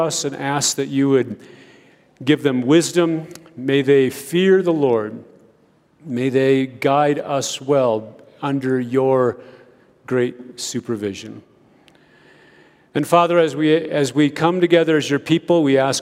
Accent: United States; moved away as an adult; now in Ethiopia; growing up in America

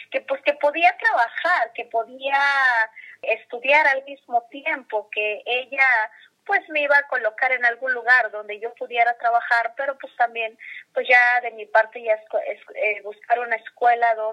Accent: Tlahuitoltepec, Oaxaca, Mexico; moved away; de mis maestros que también pues hacen música allá en, en mi pueblo que, como dicen, consideran a Tlahuitoltepec como tierra de músicos.

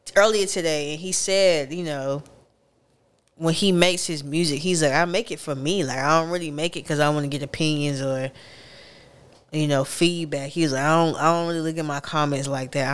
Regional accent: Raleigh, North Carolina, United States; I grew up on Raleigh heavily

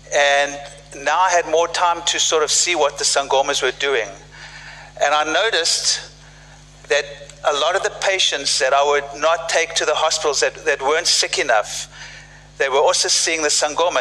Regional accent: South Africa; moved away; I grew up in South Africa uh, during apartheid

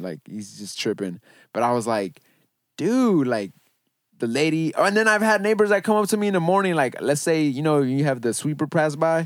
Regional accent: Los Angeles, California, United States; I grew up in Van Nuys

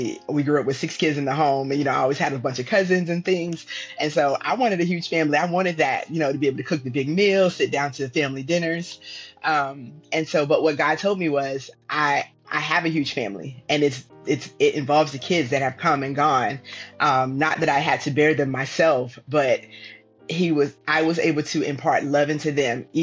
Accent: Virginia, United States; moved away as an adult; also born or lived in Texas; I grew up in Virginia

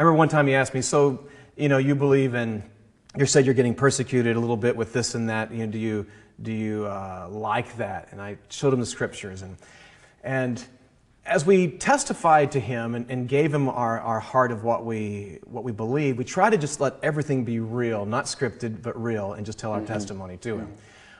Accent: the South, United States; We were growing up in the South, and you know, going to Confederate war sites and this type of thing was my childhood

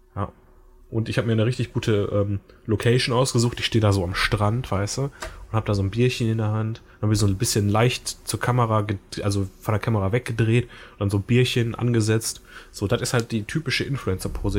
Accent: Germany; first language German; wenn ich jetzt nie wieder nach Deutschland zurückkehren könnte

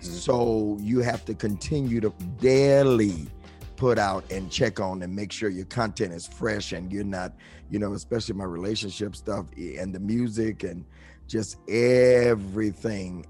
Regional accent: Detroit, Michigan, United States; also born or lived in New York, United States; I grew up in New York until I was nine

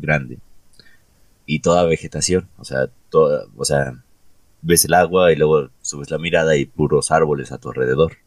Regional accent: Mexico

